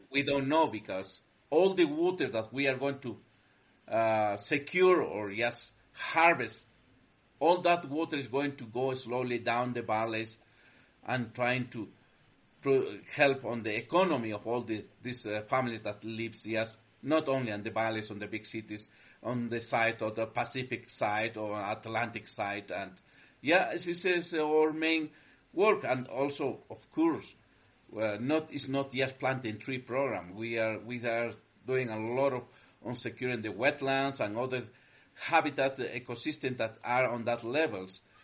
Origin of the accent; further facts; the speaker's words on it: Cusco, Peru; we come from the Andes. Uh, we we uh, basically we are based on Cusco, Peru, the center of the world